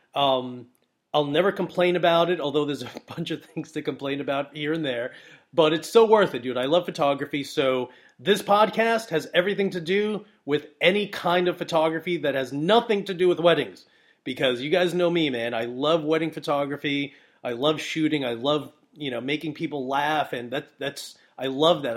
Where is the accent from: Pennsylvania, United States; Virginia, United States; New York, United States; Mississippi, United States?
New York, United States; Brooklyn; I'm from Brooklyn